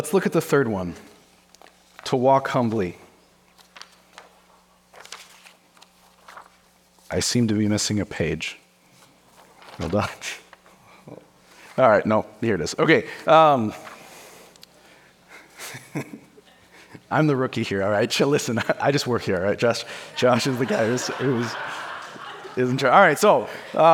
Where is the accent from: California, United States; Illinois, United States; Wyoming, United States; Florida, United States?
Wyoming, United States; I'm from Wyoming